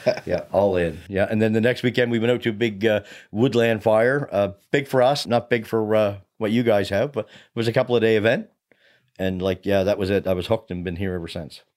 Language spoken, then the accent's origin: English; Hubbards, Nova Scotia, Canada; moved away as an adult; also born or lived in Chester, Nova Scotia; now in Middleton, Canada; I come from the South Shore, so here in the Valley, I'm one of those from away guys although I've been here 23, 24 years, I spent a lot of time around growing up around uh, Hubbard's and Black Point fire departments